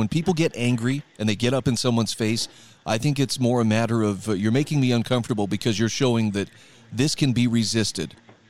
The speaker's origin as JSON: {"language": "English", "region": "Utah", "country": "United States", "tie": "born or raised there", "said": "My home state of Utah"}